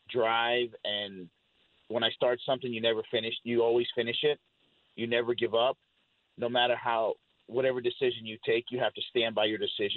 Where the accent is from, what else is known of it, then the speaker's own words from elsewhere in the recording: Colorado Springs, Colorado, United States; born there; So I was born in Fort Carson Army Base in Colorado Springs. My father was in the military, as well as all my uncles and my aunts in the military as well.